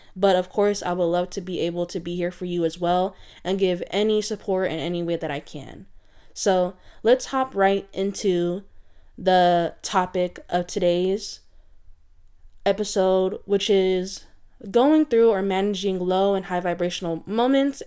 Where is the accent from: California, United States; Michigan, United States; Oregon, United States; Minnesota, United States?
California, United States; San Francisco Bay Area; I am from the San Francisco Bay Area